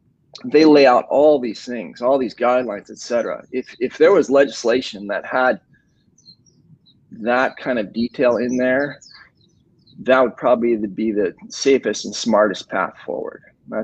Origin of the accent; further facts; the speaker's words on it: Michigan, United States; I'm from Michigan.